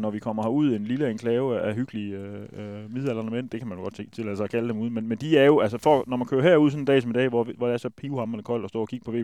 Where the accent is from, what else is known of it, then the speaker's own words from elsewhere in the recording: Jutland, Denmark; vi er jo fra Jylland